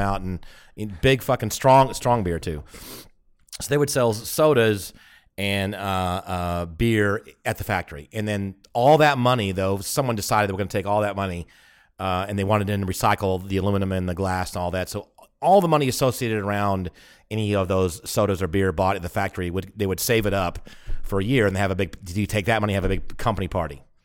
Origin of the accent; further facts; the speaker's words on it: United States; moved away; also born or lived in Germany; I'm the American in Germany